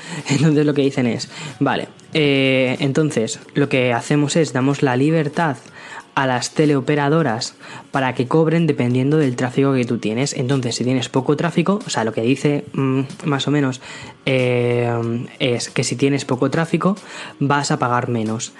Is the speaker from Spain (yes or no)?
yes; Madrid, Community of Madrid, Spain; moved away as an adult; now in San Antonio, United States; yo crecí en Madrid, eh, tengo, tengo 27 años, crecí en Madrid, he vivido siempre en España